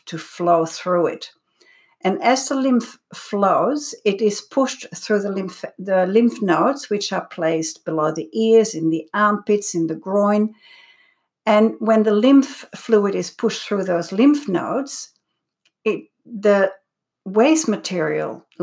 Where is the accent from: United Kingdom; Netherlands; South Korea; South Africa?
Netherlands; also born or lived in Belgium; now in Australia; when I came to Australia 37 years ago, I'm originally from Holland, growing up in Belgium as well